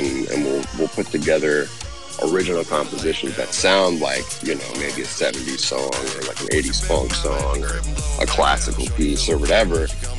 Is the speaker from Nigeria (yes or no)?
no; Philippines; And now it's like, yeah, I'm Filipino, baby. Like, what's up? So it's cool, you know. So Filipino.